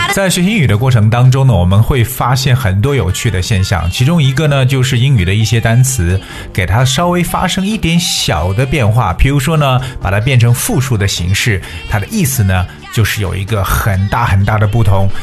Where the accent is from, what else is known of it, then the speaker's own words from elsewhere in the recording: China; 我们中国人